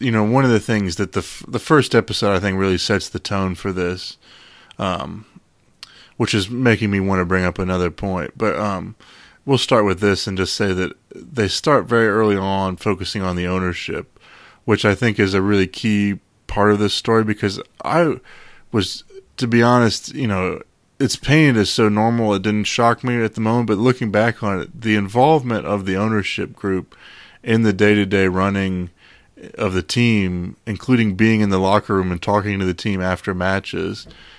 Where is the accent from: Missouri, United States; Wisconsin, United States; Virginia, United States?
Virginia, United States; growing up in the Virginia area, we know about how Dan Snyder is as owner of the Redskins and how ridiculous he is.